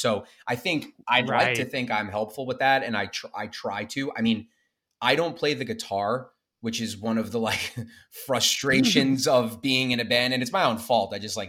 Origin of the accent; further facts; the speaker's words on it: Smithtown, New York, United States; I'm from Smithtown, New York.